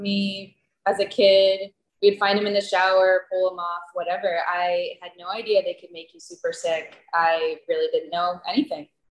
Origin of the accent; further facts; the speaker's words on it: Pennsylvania, United States; moved away as an adult; now in Costa Rica; I grew up in Pennsylvania